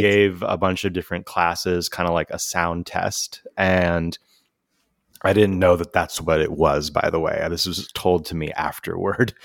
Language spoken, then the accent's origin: English; San Jose, California, United States; also born or lived in San Francisco; growing up in San Jose, California